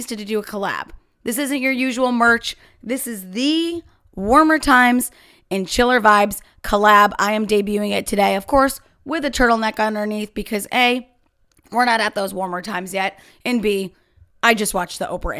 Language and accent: English; United States; here in America